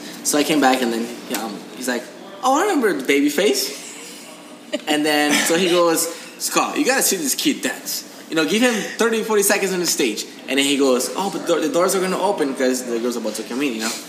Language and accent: English; Brazil; now in Los Angeles, United States; I'm from Brazil.